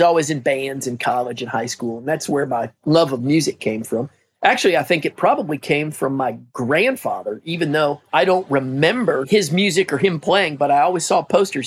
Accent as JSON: {"language": "English", "region": "Midwest", "country": "United States", "also_born_or_lived": "Nebraska", "moved": "as an adult", "said": "I'm from the Midwest."}